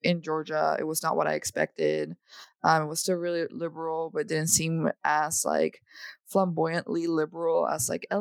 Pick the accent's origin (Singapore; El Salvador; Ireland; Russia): El Salvador; moved away as an adult; now in United States; I was born and raised in El Salvador, in Central America. So I was there, you know, till I was 18 years old. And I moved to the United States for college.